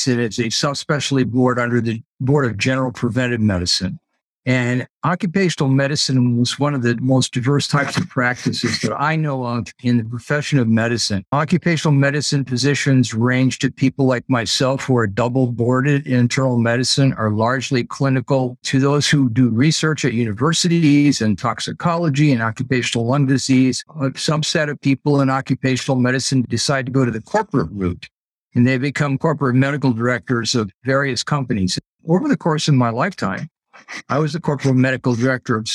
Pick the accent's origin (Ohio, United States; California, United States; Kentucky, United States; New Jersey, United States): Ohio, United States; Paintsville; moved away as an adult; my hometown of Paintsville, Ohio